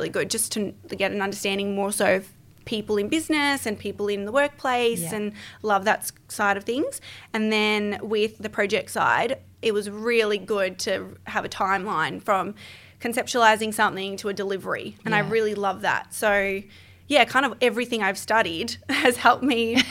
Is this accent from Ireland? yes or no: no; Melbourne, Victoria, Australia; born and raised in Melbourne.